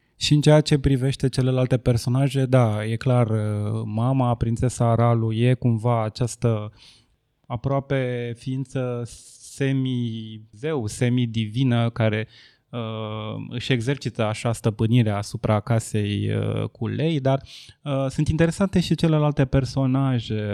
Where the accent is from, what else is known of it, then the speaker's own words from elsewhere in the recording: Ploiești, Prahova, Romania; eu nu sunt bucureștean, eu sunt ploieștean